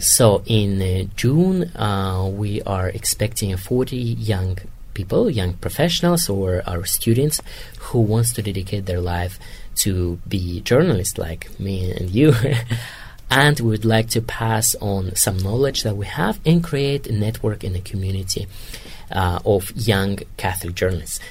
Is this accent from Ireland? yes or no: no; Kazakhstan; English is a second language; moved away as an adult; now in Rome, Italy; I'm from Kazakhstan